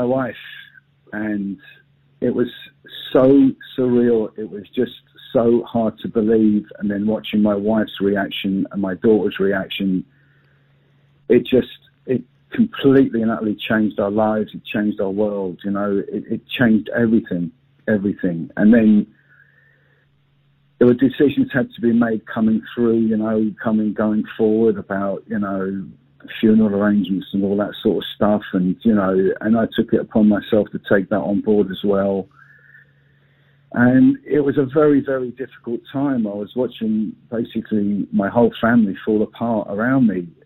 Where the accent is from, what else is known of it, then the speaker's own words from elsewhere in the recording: London, United Kingdom; moved away as an adult; now in Northern Ireland, United Kingdom; my family, we came over from London